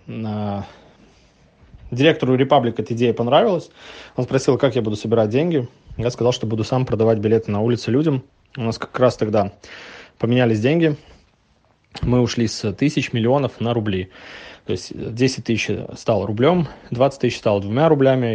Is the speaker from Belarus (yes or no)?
yes; Novopolotsk, Vitebsk Region, Belarus; now in Minsk, Belarus; Я белорус, живу в Минске, родом из Новополоцка.